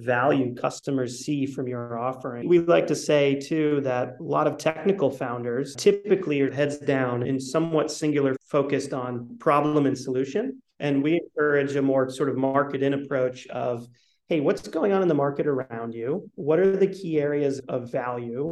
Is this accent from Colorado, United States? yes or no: no; New Hampshire, United States; also born or lived in New York City; finance guy, pretty conservative from New Hampshire